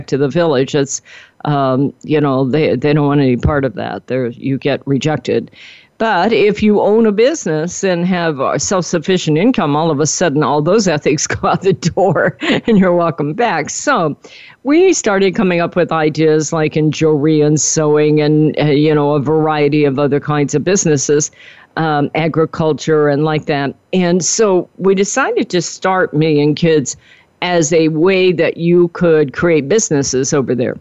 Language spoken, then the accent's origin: English; Wichita, Kansas, United States; moved away; I grew up in Wichita, Kansas